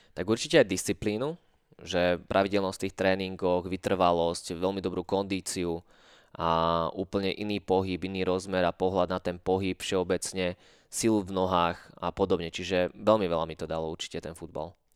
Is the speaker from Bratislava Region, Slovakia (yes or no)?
no; Maňa, Nitra Region, Slovakia; táto dedinka, Maňa, čo je moja rodná dedina